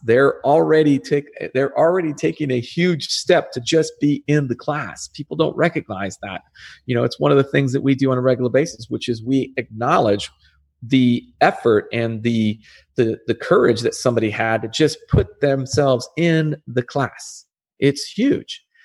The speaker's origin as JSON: {"language": "English", "region": "Arizona", "country": "United States", "tie": "born or raised there", "said": "I'm back in my home country, I'm back in my home state"}